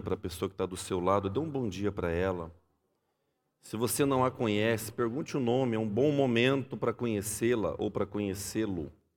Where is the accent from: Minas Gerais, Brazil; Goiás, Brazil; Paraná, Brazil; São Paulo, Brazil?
Goiás, Brazil; now in Swindon, United Kingdom; eu que vim de Goiás